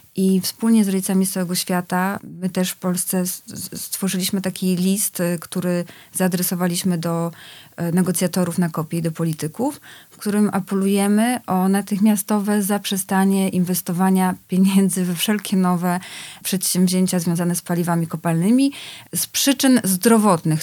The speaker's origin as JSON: {"language": "Polish", "country": "Poland", "tie": "born or raised there", "said": "ja się wychowywałam na wsi, y, w latach osiemdziesiątych"}